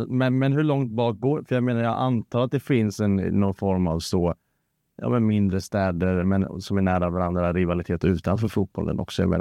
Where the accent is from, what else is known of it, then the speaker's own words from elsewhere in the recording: Degerfors, Örebro County, Sweden; Eh, jag är uppvuxen i, i Degerfors. Ja. Uppvuxen på Ravalla.